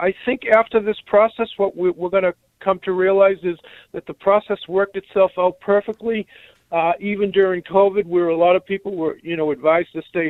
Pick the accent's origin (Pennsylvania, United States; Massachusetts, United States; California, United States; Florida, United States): Massachusetts, United States; Stoughton; Usually in my hometown of Stoughton, Massachusetts, you get an older population voting, everybody from like 35 to 70 or 80.